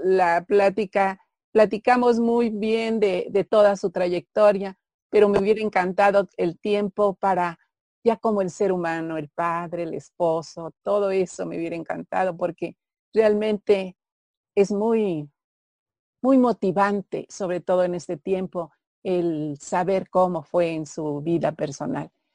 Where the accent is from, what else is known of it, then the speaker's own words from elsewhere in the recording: Mexico; como mexicanos